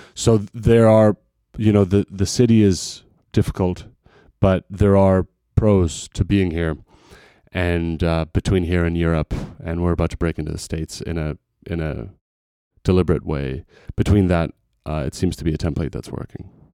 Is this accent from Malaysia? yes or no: no; Canada; also born or lived in Montreal; now in Vancouver, Canada; as a Canadian musician